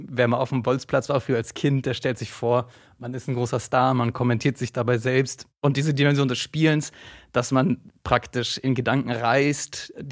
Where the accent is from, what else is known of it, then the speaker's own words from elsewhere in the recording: Argentina; ich bin selbst in Argentinien aufgewachsen und wurde da natürlich mit, dem, äh, mit der Fußballleidenschaft infiziert.